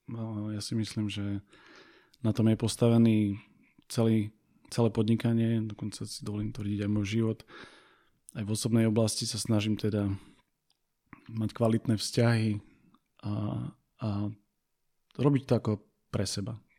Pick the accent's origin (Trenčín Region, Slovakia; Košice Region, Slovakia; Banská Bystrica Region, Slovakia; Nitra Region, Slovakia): Košice Region, Slovakia; Košice; also born or lived in near Bratislava; now in Bratislava, Slovakia; som z Košíc, východniar, žijúci pri Bratislave